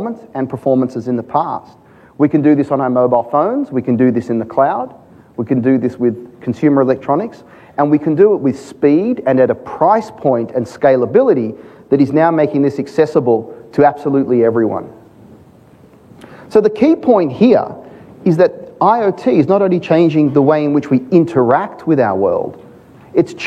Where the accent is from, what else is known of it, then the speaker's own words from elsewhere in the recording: Australia; being an Aussie